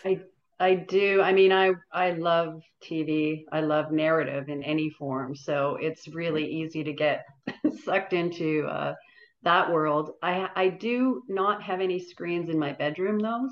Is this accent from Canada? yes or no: yes; Toronto, Ontario, Canada; we grew up in North York, and at the North York Public Library